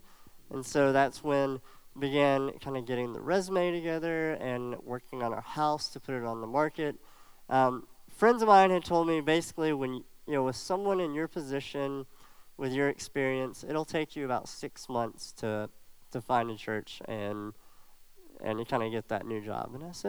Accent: Alabama, United States; So as some of you know, I grew up in Alabama, which is a long ways away. And thankfully, I don't have too much of an accent. I do still say y'all sometimes and a couple of little words like that. But I grew up in Alabama

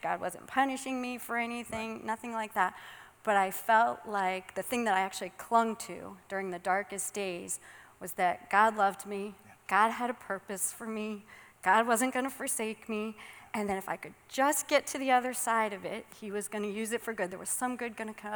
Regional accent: Suffield, Connecticut, United States; moved away as an adult; also born or lived in Florida; I was born and raised in Suffield

